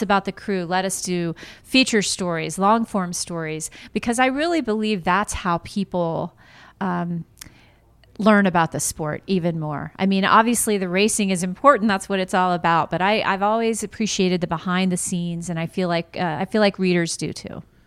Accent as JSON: {"language": "English", "town": "Lakeland", "region": "Florida", "country": "United States", "tie": "born or raised there", "said": "my hometown of Lakeland"}